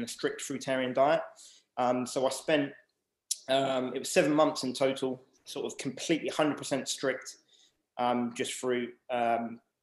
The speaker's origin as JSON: {"language": "English", "town": "Southampton", "region": "South East England", "country": "United Kingdom", "tie": "born or raised there", "said": "I was born in Southampton. So 1985, and then basically lived here most of my life"}